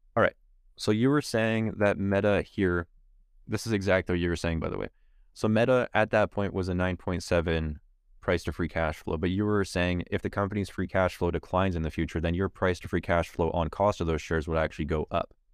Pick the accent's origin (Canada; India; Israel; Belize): Canada